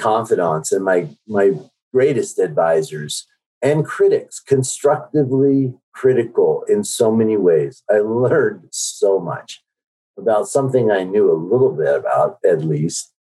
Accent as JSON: {"language": "English", "country": "South Korea", "tie": "born there", "moved": "yes", "said": "My passport says that I was born in Korea, which is absolutely true. I'm a naturalized citizen."}